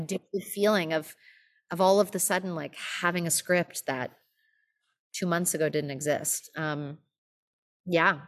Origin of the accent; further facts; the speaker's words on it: Los Angeles, California, United States; moved away as an adult; now in New York, United States; I'm from Los Angeles. Um, I grew up in L A, and I lived there till I was eighteen